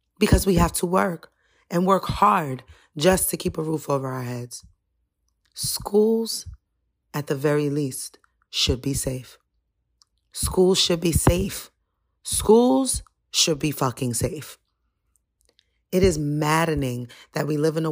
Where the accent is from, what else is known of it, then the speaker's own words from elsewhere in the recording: United States; As an American